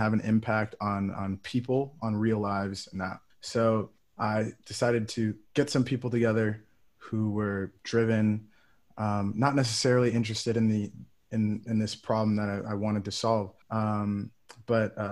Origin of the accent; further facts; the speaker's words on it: Ann Arbor, Michigan, United States; moved away as an adult; now in New England, United States; I'm from Ann Arbor, Michigan. So I grew up not too far from the University of Michigan.